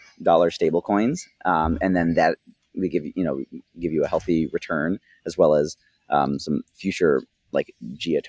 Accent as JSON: {"language": "English", "country": "United States", "said": "as an American"}